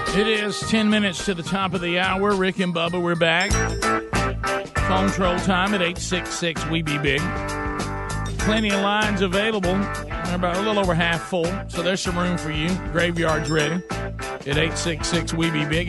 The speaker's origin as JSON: {"language": "English", "country": "United States", "said": "We're from the United States of America."}